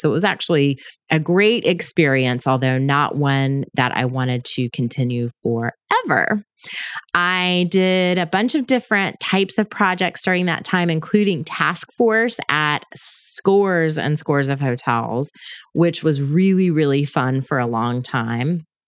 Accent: Panama City, Florida, United States; I was born in Panama City, Florida, which is on the Gulf Coast in the Northwest Panhandle area

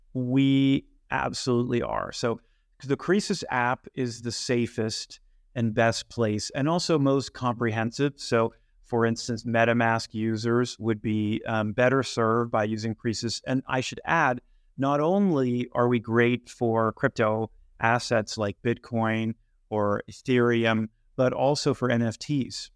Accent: Bay Area, Silicon Valley, California, United States; I grew up in the Bay Area in Silicon Valley

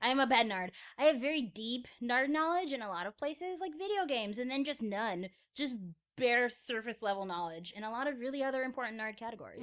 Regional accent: Florida, United States; moved away; I am from Florida

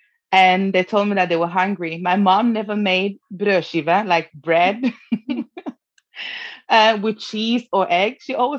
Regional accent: Oslo, Norway; born or raised there; English is a second language; also born or lived in Lomé, Togo / Ghana

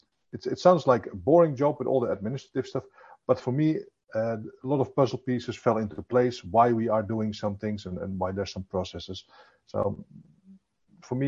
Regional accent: Zwolle, Overijssel, Netherlands; also born or lived in Amsterdam; I hail from the beautiful city of Zwolle in the Netherlands

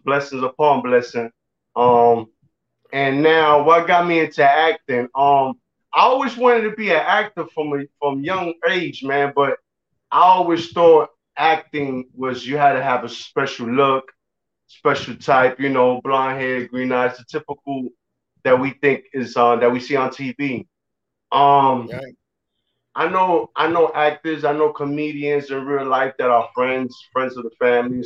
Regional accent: New York, United States; now in Florida, United States; originally from New York. I live in Florida now, but I still rep New York.

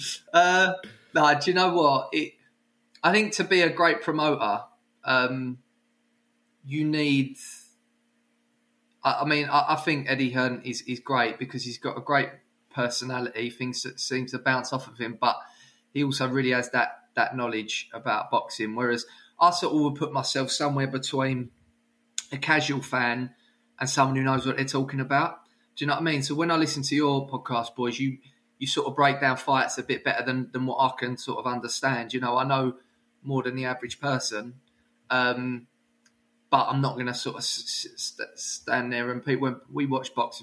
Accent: Brentwood, East of England, United Kingdom; where I grew up in Brentwood

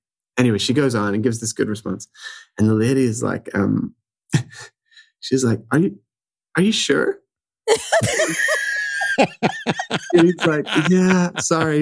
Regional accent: Ireland; accent: Irish; my Irish accent

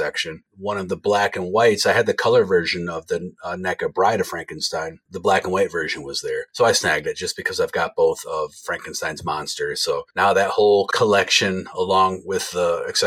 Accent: Jackson, United States; from my hometown of Jackson, just 20 minutes north of where I live

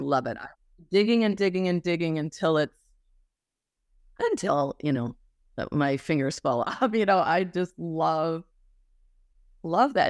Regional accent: Wisconsin, United States; born or raised there; moved away as an adult; also born or lived in Illinois; now in Los Angeles, United States

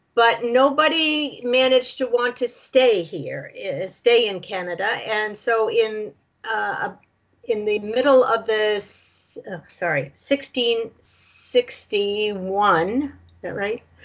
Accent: Nashua, New Hampshire, United States; I grew up in Nashua, New Hampshire

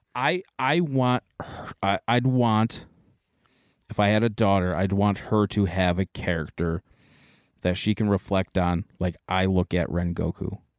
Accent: United States; we are American

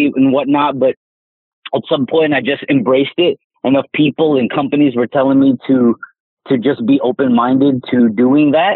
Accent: Southern California, United States; I was just a kid growing up in Southern California

